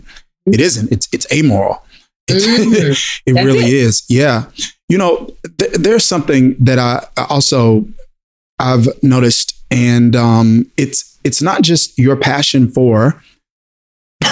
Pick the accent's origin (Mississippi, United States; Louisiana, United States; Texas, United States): Mississippi, United States; growing up in Mississippi